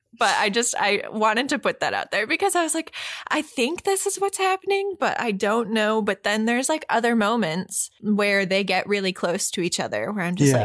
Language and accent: English; United States; as an American.